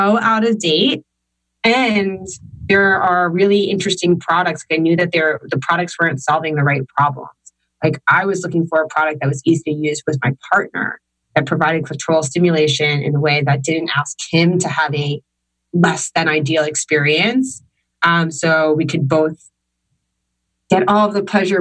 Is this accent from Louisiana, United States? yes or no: no; Long Island, New York, United States; I was born in 1988 in Long Island, New York